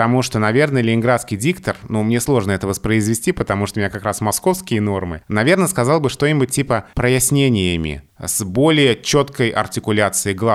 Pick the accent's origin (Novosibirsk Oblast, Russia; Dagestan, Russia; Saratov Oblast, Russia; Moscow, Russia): Moscow, Russia; accent: Moscow; Я москвич, и э, когда я оказываюсь где-то в других регионах России, то в моей речи узнают московскую речь, хотя мне это кажется странным.